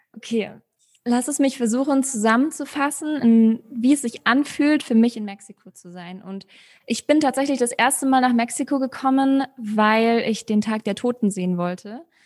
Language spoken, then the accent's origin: German; Munich, Bavaria, Germany; moved away as an adult; now in Mexico; Ich bin in München geboren mit deutschen und argentinischen Wurzeln.